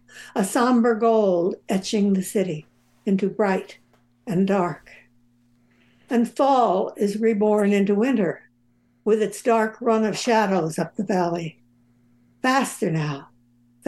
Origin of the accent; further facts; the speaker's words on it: Southern California, United States; I'm from Southern California.